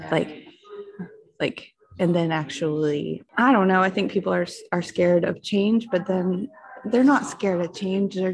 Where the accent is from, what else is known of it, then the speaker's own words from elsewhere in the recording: Chapin, South Carolina, United States; also born or lived in Lexington; Hey, everybody. I'm, I'm … I am from Chapin and Lexington at the same time.